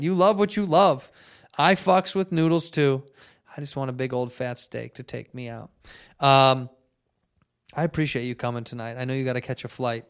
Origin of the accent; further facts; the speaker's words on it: United States; I'm American.